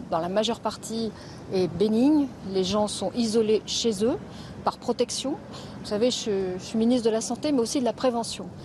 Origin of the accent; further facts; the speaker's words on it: Paris, Île-de-France, France; Je viens de Paris et on vient à Vélizy faire nos courses parce que c'est moins cher.